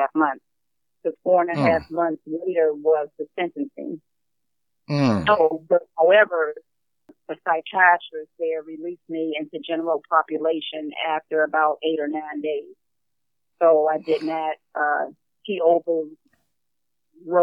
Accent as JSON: {"language": "English", "region": "Maryland", "country": "United States", "tie": "born or raised there", "also_born_or_lived": "South Carolina", "said": "when we moved from South Carolina, my brother and I, to Maryland, which my grandmother stayed in South Carolina"}